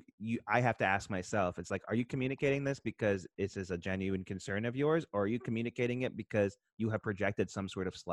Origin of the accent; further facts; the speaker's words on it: New Jersey, United States; we grew up in Jersey